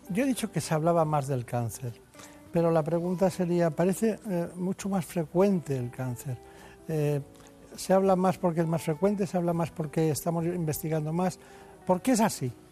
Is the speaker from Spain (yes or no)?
yes; Guadalajara, Castilla-La Mancha, Spain; Yo en Guadalajara, España. Yo siempre digo lo de España.